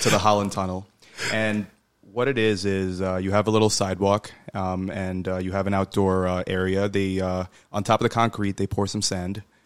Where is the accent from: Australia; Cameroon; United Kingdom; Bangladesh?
Bangladesh; I'm from Bangladesh.